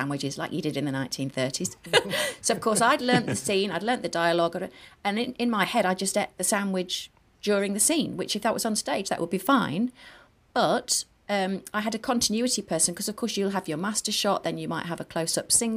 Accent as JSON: {"language": "English", "region": "the north of England", "country": "United Kingdom", "accent": "Northern", "said": "my Northern accent"}